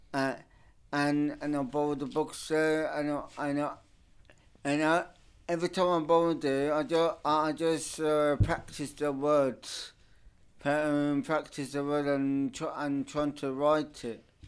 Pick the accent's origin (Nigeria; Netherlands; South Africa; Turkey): Turkey; English is a second language; also born or lived in United Kingdom; now in London, United Kingdom; I was born in Turkey